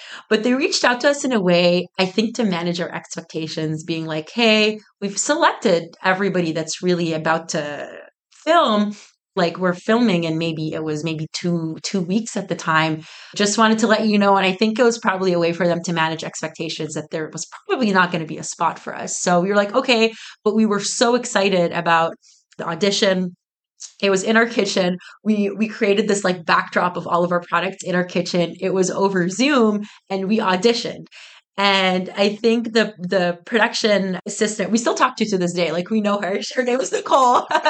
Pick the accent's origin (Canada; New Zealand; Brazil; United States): Canada; Oakville, Ontario; I'm from Nuba. We're from Oakville